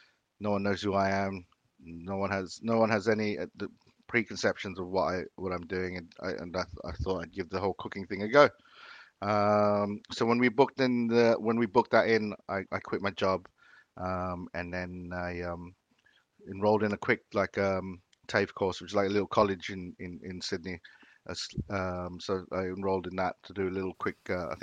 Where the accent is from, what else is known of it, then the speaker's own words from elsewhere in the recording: Philippines; moved away; You know, we were obviously growing up in the Philippines when I was younger. I have very few food memories in the Philippines.